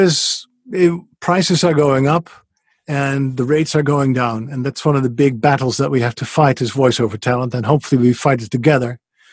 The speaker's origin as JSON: {"language": "English", "country": "Netherlands", "second_language": "English", "moved": "as an adult", "said": "But basically the story was that I came from the Netherlands after a career in radio, and I really missed a microphone."}